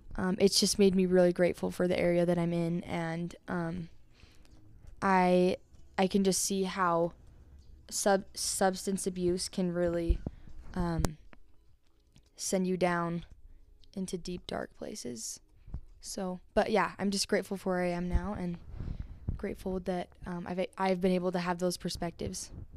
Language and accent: English; Vernal, Utah, United States; now in Spanish Fork, United States; I grew up in Vernal, Utah, and, um, Vernal was definitely a different atmosphere from Spanish Fork, where I live now